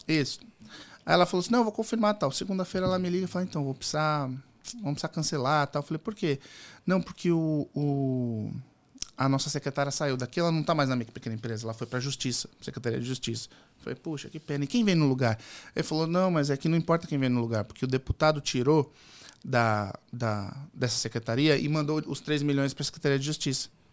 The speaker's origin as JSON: {"language": "Portuguese", "town": "Santos", "region": "São Paulo", "country": "Brazil", "tie": "born or raised there", "said": "Eu sou de São Paulo, do litoral, sou nascido em Santos."}